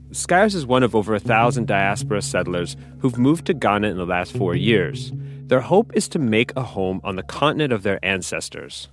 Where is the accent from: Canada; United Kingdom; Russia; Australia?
Canada; Montreal, Quebec; moved away as an adult; also born or lived in Tanzania; I'm from Montreal